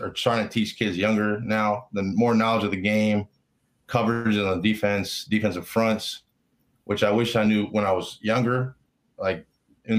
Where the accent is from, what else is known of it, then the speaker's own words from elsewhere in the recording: Richmond, Virginia, United States; also born or lived in Florida; I was born in Florida, and we moved up here when I was like young, kindergarten pretty much. So I claim Richmond